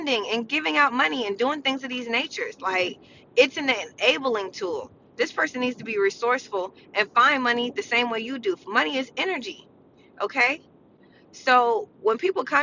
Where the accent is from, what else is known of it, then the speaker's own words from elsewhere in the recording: United States; I'm American